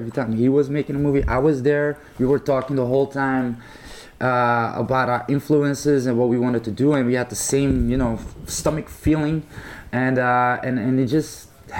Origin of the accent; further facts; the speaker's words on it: Brussels, Brussels-Capital Region, Belgium; Well, I'm from Brussels, but my parents are from Morocco.